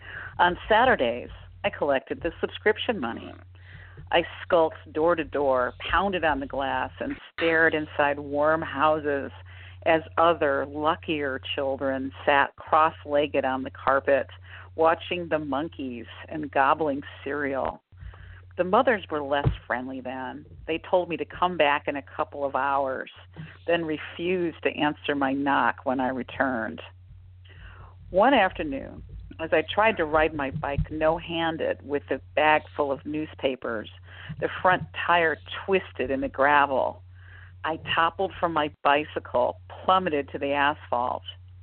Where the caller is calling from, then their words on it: Tacoma, Washington, United States; I'm calling from Tacoma, Washington.